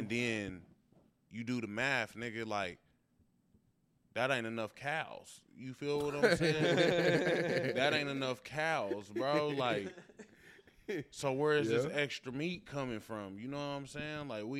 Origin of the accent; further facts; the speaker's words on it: Arkansas, United States; I'm from Arkansas.